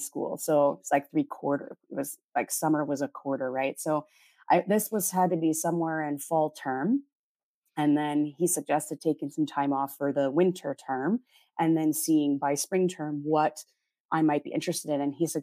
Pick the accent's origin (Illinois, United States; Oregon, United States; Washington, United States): Oregon, United States; moved away as an adult; also born or lived in North Dakota / Portland, Oregon; now in Manila, Philippines; I was born in North Dakota, but but I was raised in Oregon and that's where I spent my time.